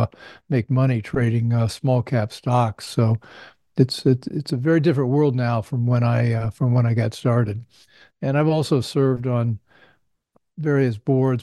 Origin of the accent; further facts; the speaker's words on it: Indiana, United States; I grew up in Indiana